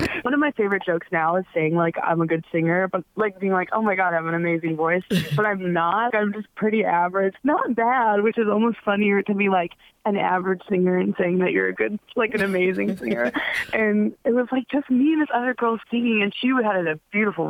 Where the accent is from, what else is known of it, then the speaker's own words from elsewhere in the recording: Cleveland, Ohio, United States; moved away as an adult; also born or lived in Dayton, Ohio / Chicago; now in New York, United States; I was born in Cleveland, but I think we moved to Dayton when I was like 13.